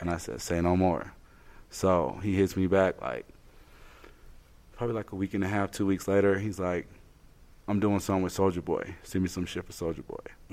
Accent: Colorado Springs, Colorado, United States; We're from Colorado Springs.

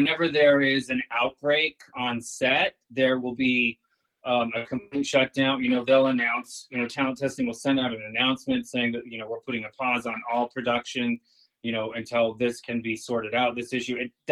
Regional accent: Utah, United States; moved away as an adult; also born or lived in Boston; I was born and raised in Utah, born and raised Mormon

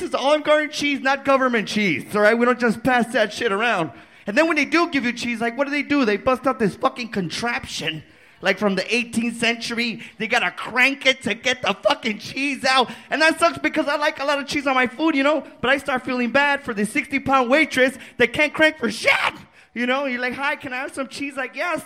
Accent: El Paso, Texas, United States; now in San Antonio, United States; I'm from El Paso, Texas

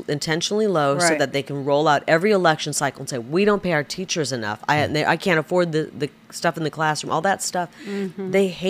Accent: Iowa, United States; I'm a big talker. I'm from Iowa.

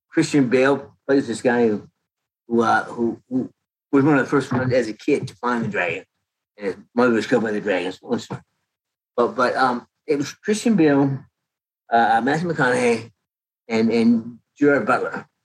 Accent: Canada; now in United States; I came to Canada I came from Canada in 1979.

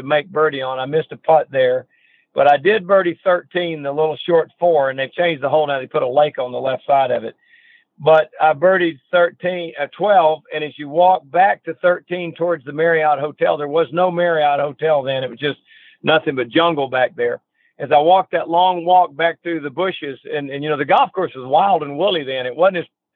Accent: Georgia, United States; I was born in Georgia, and my family's from Georgia from 1800

